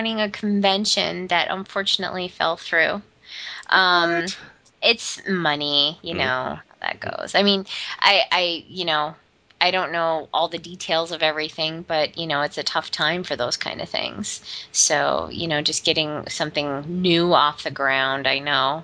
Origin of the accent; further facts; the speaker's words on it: Midwest, United States; growing up in the Midwest